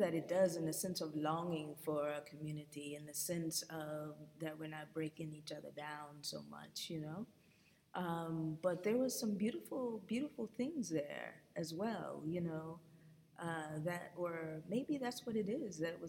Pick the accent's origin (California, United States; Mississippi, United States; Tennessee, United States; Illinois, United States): California, United States; Los Angeles; now in Atlanta, United States; I grew up in Los Angeles